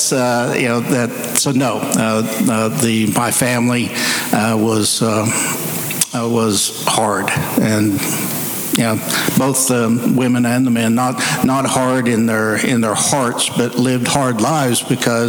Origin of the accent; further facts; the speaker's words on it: Seiling, Oklahoma, United States; I grew up in Seiling, Oklahoma